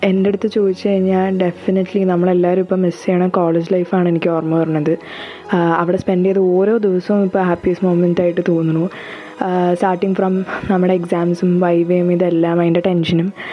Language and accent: Malayalam; Ernakulam, Kerala, India; ഞാൻ എറണാകുളത്തു നിന്നാണ്